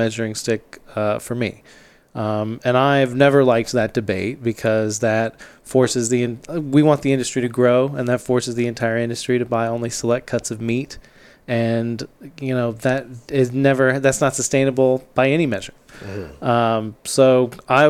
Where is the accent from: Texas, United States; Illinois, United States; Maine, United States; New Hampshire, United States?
Texas, United States; Austin; also born or lived in Tallahassee, Florida / New York City; I am from Austin. I ate a lot of barbecue growing up, Salt Lick and Kreitz Market specifically